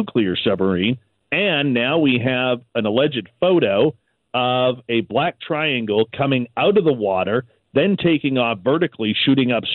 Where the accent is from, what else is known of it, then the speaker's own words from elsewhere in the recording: Canada; us being Canadian